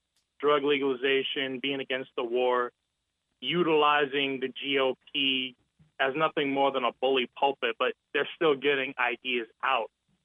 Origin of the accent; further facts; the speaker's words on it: New Jersey, United States; I'm from Jersey